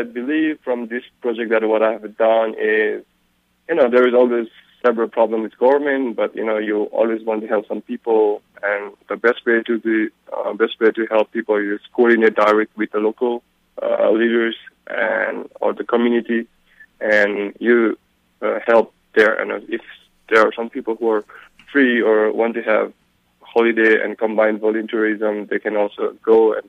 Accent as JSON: {"language": "English", "town": "Chaprabensi", "region": "Bagmati", "country": "Nepal", "said": "And as I come from Chaprabensi, the Langtang region"}